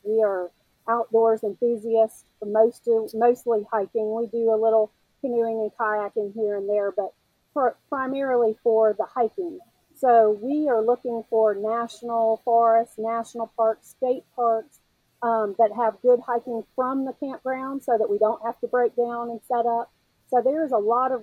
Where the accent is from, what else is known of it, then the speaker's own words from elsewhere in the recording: Memphis, Tennessee, United States; moved away; also born or lived in South Carolina / North Carolina; as a Southeastern girl, I grew up in Memphis and I lived in South Carolina and North Carolina.